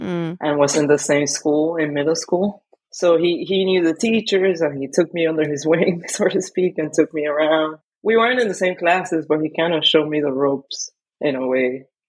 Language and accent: English; Miami, Florida, United States; I grew up in Miami. I did my undergrad there.